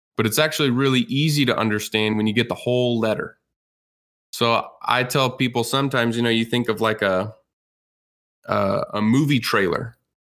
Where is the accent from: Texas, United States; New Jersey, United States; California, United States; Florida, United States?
Texas, United States; I grew up in Texas